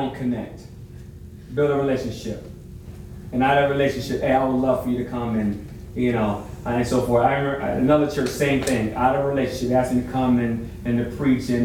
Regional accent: New York, United States; I grew up in New York

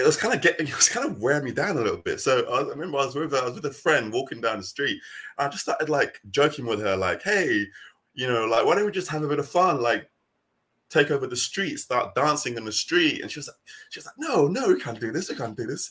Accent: United Kingdom; accent: British; also born or lived in Nigeria; my accent, the way I roll, the way I dress, my culture is very British.

